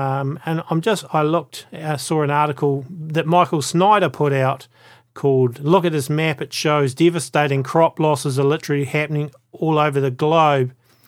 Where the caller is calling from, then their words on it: New Zealand; Welcome to the A Minute to Midnight show, folks, and I'm coming from New Zealand.